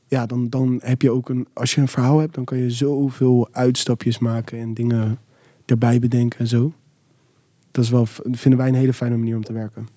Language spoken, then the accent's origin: Dutch; Rotterdam, South Holland, Netherlands; ik kom uit Rotterdam.